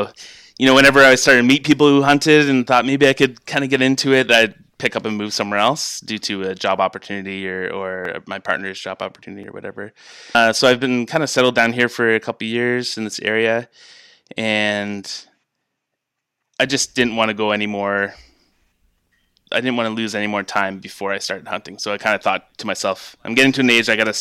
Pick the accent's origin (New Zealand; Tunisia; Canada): Canada; London, Ontario; moved away as an adult; also born or lived in Quebec / Alberta; now in Kingston, Canada; I grew up in London, Ontario, which is kind of southwestern